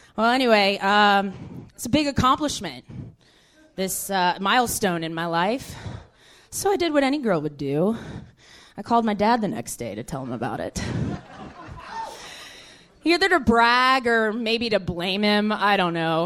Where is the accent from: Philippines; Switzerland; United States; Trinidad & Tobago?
United States; Houston, Texas; I am from the South. Actually, I'm uh-huh. from Houston, Texas.